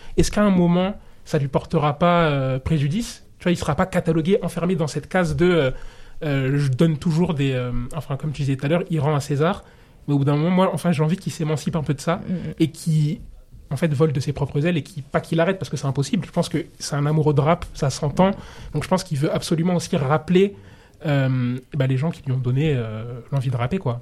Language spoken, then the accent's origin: French; Comoros; je suis comorien